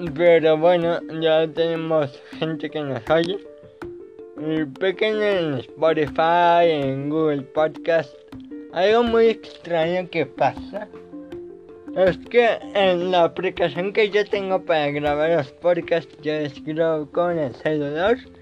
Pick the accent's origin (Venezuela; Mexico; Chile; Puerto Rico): Mexico; yo soy de México